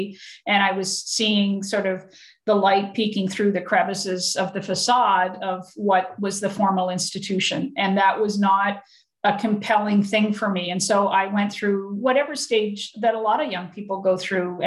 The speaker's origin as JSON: {"language": "English", "town": "Antigonish", "region": "Nova Scotia", "country": "Canada", "tie": "born or raised there", "said": "I grew up, obviously, the town I grew up with in Anakinish, you know, it was 97% Catholic"}